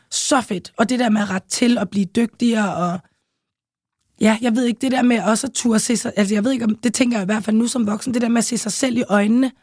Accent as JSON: {"language": "Danish", "town": "Copenhagen", "region": "Capital Region of Denmark", "country": "Denmark", "tie": "born or raised there", "also_born_or_lived": "St. Croix", "said": "jeg voksede op i København K, øh, nærmest lige på Kongens Nytorv"}